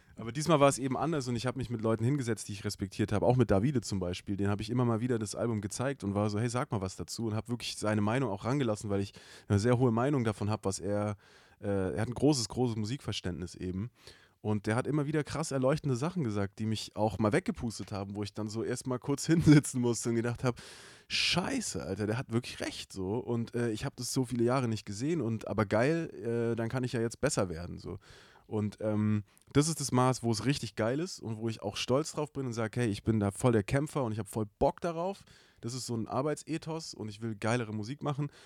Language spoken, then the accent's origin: German; Stuttgart, Baden-Württemberg, Germany; aus dem Großraum, wo ich herkomme. Ja. Den muss man jetzt gar nicht genau benennen, weil es eigentlich egal ist, so, aber es ist natürlich der Großraum Stuttgart